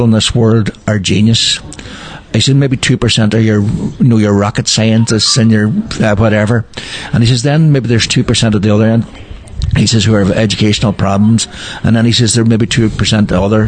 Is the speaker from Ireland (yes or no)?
yes; County Donegal, Ireland; I was from Donegal